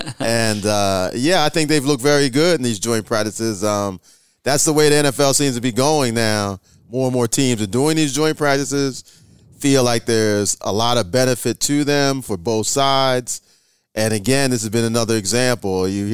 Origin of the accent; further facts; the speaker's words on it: Philadelphia, Pennsylvania, United States; moved away; This is my hometown, so I'm glad to be back.